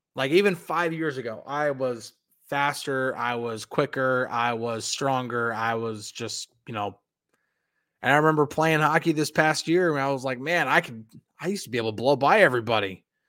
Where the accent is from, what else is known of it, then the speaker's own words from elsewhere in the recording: Northern New Jersey, United States; moved away; also born or lived in Hackettstown, New Jersey / Boonton, New Jersey / Pittsburgh area; I grew up in Northern New Jersey.